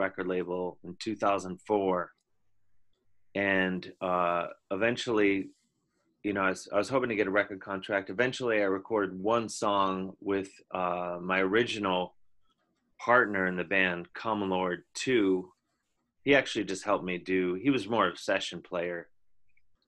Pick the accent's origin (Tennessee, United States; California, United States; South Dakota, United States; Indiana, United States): Indiana, United States; I'm from Indiana